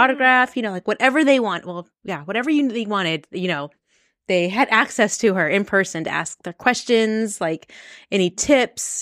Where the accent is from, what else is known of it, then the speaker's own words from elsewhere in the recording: Las Vegas, Nevada, United States; we're from Vegas